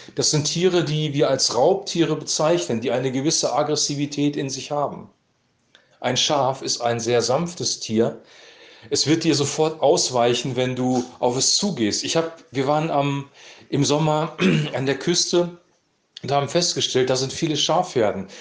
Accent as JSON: {"language": "German", "region": "Lower Saxony", "country": "Germany", "said": "bei uns in Niedersachsen"}